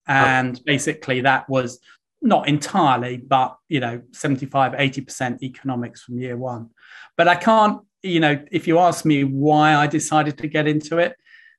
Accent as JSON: {"language": "English", "town": "Welwyn Garden City", "region": "East of England", "country": "United Kingdom", "tie": "born or raised there", "said": "I grew up in a town you would almost certainly never have heard of, called Welling Garden City, which is, as a population, about 40,000. It's about 25 miles north of London."}